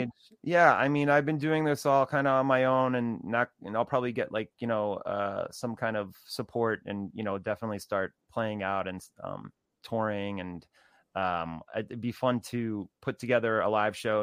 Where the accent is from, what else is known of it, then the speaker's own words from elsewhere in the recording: New Jersey, United States; I grew up also in New Jersey too